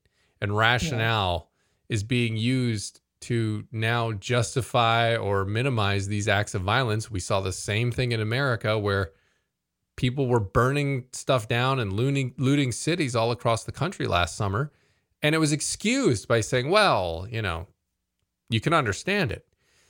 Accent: Vietnam; English is a second language; moved away; we're from Vietnam. We're refugees. We come here looking for a new life with a new church here.

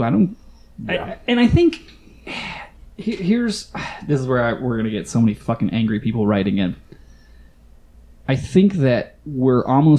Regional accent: Southwest, United States; I'm from the Southwest United States. I've never seen that many white people congregated in one place ever.

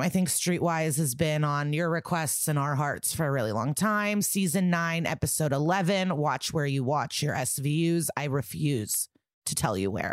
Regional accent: Skokie, Illinois, United States; I'm from Skokie

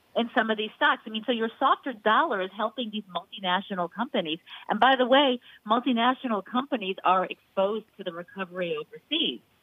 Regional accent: New York, United States; I'm a New Yorker

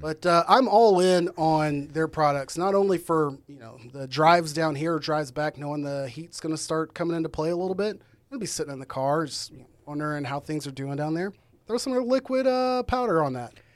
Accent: Arlington, Texas, United States; I'm from Arlington, Texas

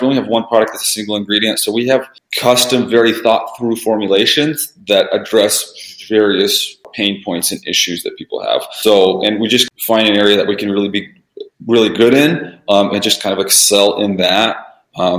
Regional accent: Vancouver, Washington, United States; English is a second language; we're actually in Washington State, in a city called Vancouver, Washington

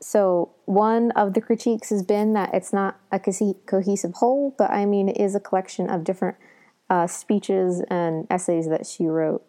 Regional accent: Southern Ohio, United States; I come, you know, from Southern Ohio, so I'm not a Northerner either

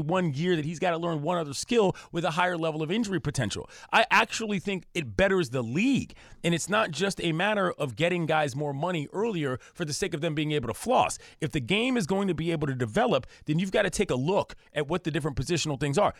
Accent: Washington, District of Columbia, United States; now in California, United States; I come from the East Coast, D C, where the humidity is out of pocket

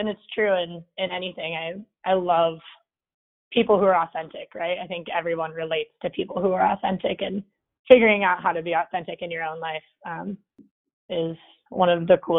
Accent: Modesto, California, United States; I grew up in Modesto, California

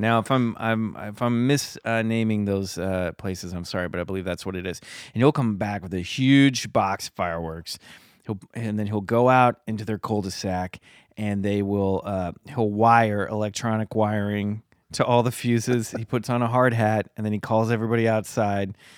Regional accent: Kansas, United States; I grew up in the Midwest in Kansas

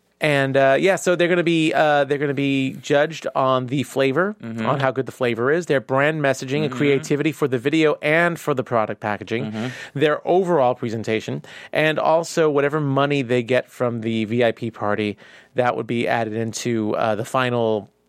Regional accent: New York, United States; And as a New Yorker who has been in many of Dwayne Reed and is a big fan of Dwayne Reed

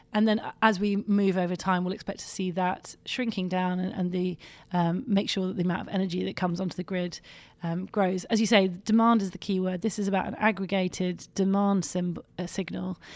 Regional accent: London, United Kingdom; I come from London

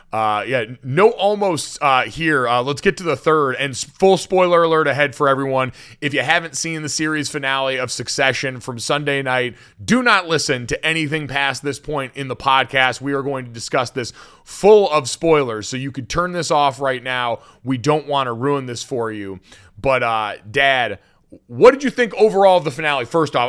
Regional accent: Connecticut, United States; growing up in Connecticut

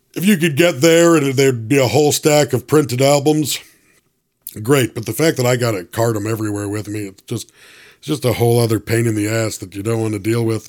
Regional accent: Toronto, Ontario, Canada; I'm originally from Toronto

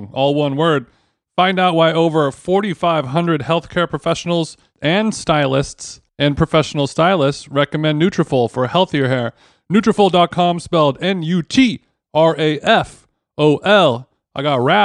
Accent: SoCal, California, United States; I'm born and raised SoCal

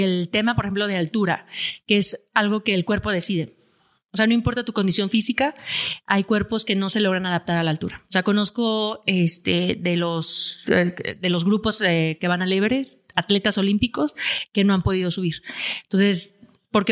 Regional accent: Aguascalientes, Mexico; Yo soy de Aguascalientes, donde no hay montañas.

